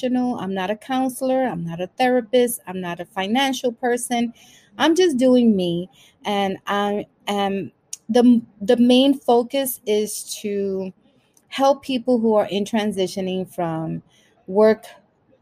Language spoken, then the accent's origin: English; New York City, New York, United States; also born or lived in Brooklyn, New York City; I was born in Brooklyn, raised in Washington Heights, and now I'm living in the Bronx.